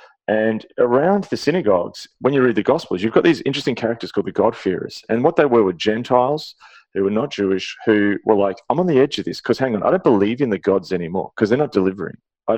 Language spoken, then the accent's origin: English; Canada; as a Canadian, you look, oh, hang on, this is not us